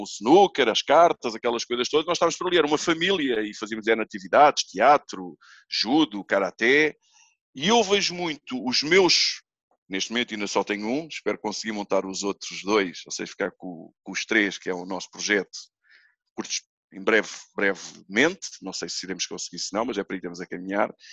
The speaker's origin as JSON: {"language": "Portuguese", "town": "Almada", "region": "Lisbon", "country": "Portugal", "tie": "born or raised there", "said": "como eu fui criado lá. Eu sou da Almada, ali do Feijó"}